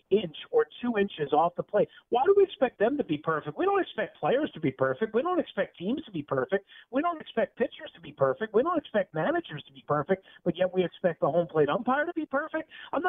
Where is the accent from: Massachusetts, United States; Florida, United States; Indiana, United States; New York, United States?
New York, United States; I've been watching baseball growing up in New York for 40 years